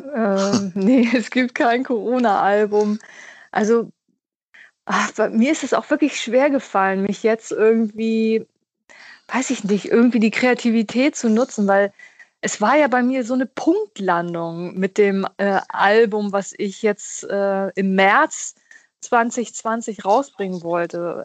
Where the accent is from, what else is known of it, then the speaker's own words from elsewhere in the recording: Hamburg, Germany; Also ich bin ja in Hamburg groß geworden